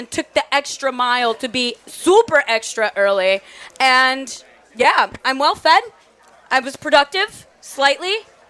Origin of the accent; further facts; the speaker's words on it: Dominican Republic; moved away; especially I'm from the Caribbean. Grew with mango